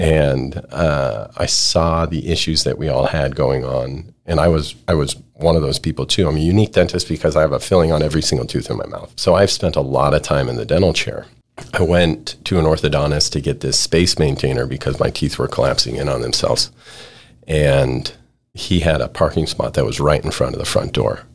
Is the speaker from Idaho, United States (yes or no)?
yes; Idaho, United States; also born or lived in California / Ohio; now in Texas, United States; Born in California and my parents moved to Idaho when I was real young. my quality of life growing up in Idaho